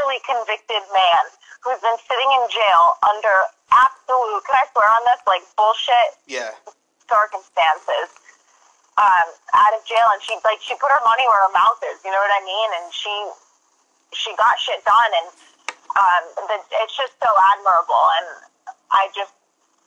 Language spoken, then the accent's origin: English; Western Massachusetts, United States; I grew up in Western Mass